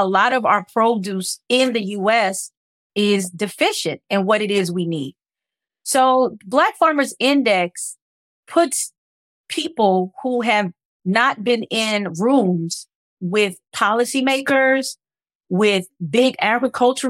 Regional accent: Los Angeles, California, United States; moved away; I grew up in South Central Los Angeles

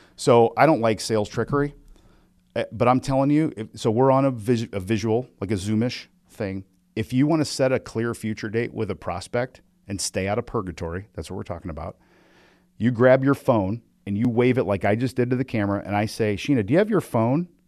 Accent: Midwest, United States; I'm from the Midwest

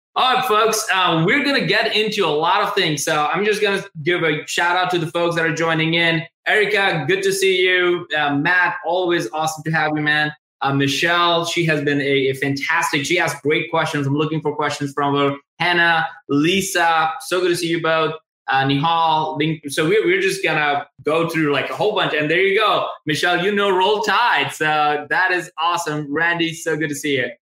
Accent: India; moved away as an adult; also born or lived in Tuscaloosa, Alabama, United States; I'm originally from India, and I came directly to University of Alabama, Tuscaloosa.

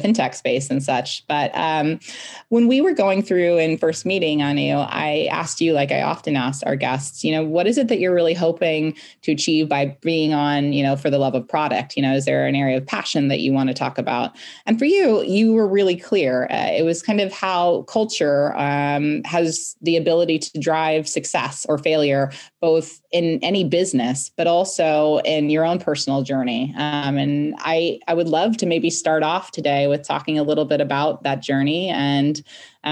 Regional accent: Seattle, Washington, United States; moved away as an adult; now in United Kingdom; I come from Seattle

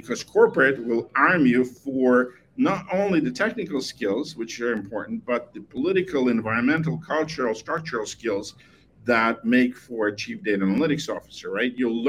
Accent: Moldova; now in United States; I was born in Moldova, which is one of the 15, you know, Soviet republics.

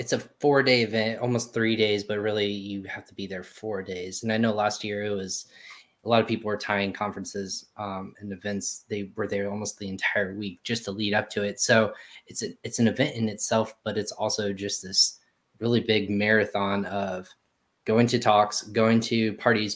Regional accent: Texas, United States; I was born in Texas, so I have Texas running through my veins

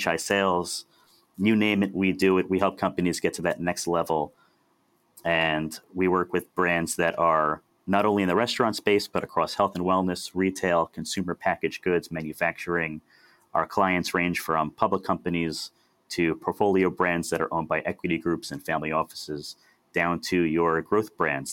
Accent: Westchester County, New York, United States; also born or lived in Delaware; I'm from Westchester County, New York.

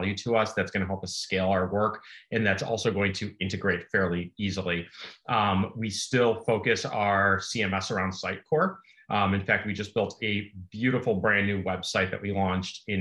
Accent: Chicago, Illinois, United States; born and bred in Chicago

